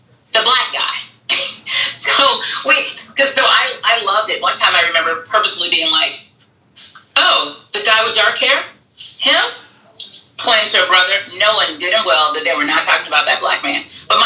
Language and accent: English; Bahamas; now in United States; growing up in the Bahamas, like 85% of the people look like me, right?